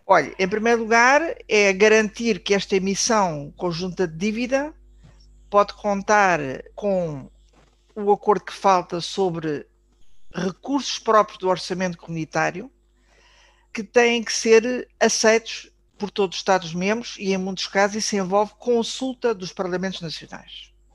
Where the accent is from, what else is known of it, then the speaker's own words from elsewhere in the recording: Portugal; como portugueses